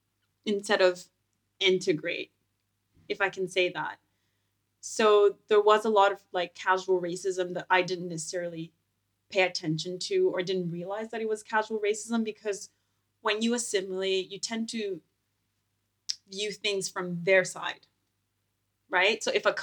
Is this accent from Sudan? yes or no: no; Moncton, New Brunswick, Canada; Yeah, so growing up in New Brunswick, actually Moncton to be specific, a small town, I would say relatively.